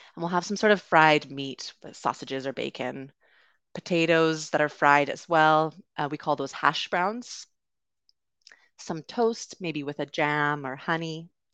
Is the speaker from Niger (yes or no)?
no; Canada; accent: Canadian; also born or lived in United Kingdom; So I am from Canada, but I also lived in the U K for a bit. But you will be hearing a Canadian accent, uh, today